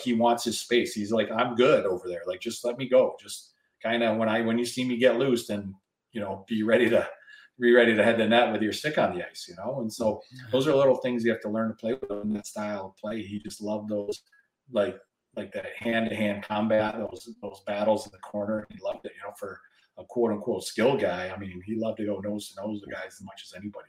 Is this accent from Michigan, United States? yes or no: yes; West Michigan, United States; also born or lived in Toronto, Canada; I grew up in West Michigan